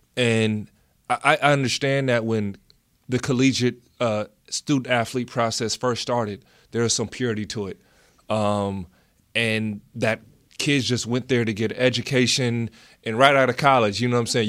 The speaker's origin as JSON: {"language": "English", "country": "United States", "said": "being American"}